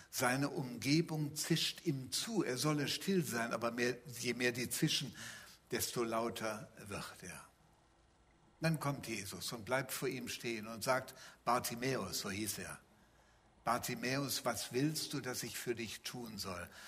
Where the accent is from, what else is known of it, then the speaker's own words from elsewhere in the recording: North Rhine-Westphalia, Germany; sondern die Bibel gleicht eher meiner Heimat, dem Bergischen Land. Da gibt es Täler, manchmal weite Täler, da gibt es Berge, da gibt es Berggipfel.